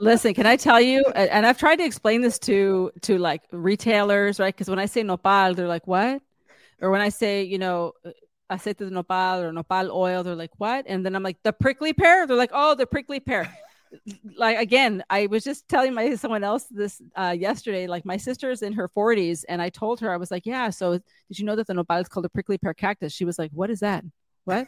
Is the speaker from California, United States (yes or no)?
yes; San Diego, California, United States; I grew up in San Diego, California, so about ten minutes from the border